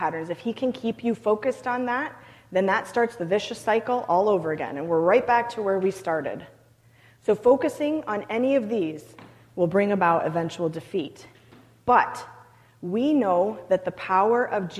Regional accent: Canada; I'm Canadian

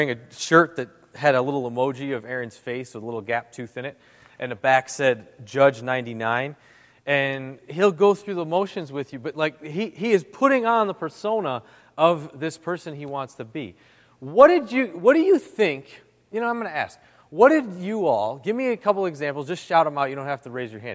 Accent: Syracuse, New York, United States; I'm from Syracuse, and I'm a contractor

